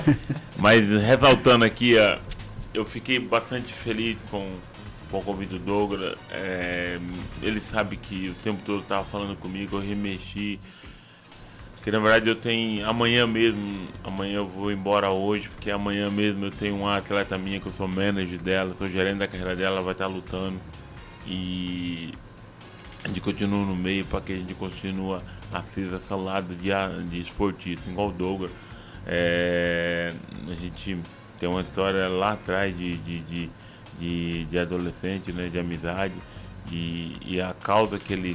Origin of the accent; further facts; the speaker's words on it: Alto Alegre, Brazil; also born or lived in Bonito, Mato Grosso do Sul; Eu nasci em Bonito, na verdade, né? Mas vim com 8 anos de idade para cá. É, e aí Alto Alegre é minha, minha terra é onde eu cresci